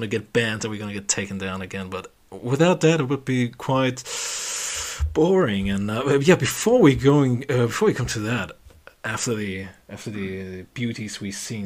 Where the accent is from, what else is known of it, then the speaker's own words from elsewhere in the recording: Germany; we're from Germany.